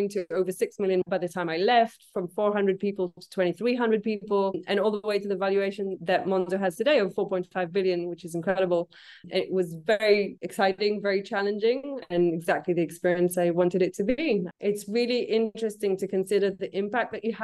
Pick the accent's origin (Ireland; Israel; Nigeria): Israel; moved away; I'm originally from Israel